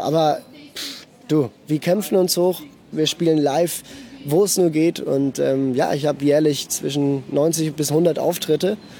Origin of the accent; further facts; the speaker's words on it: Basel, Basel-Stadt, Switzerland; ich bin in Basel geboren und aufgewachsen.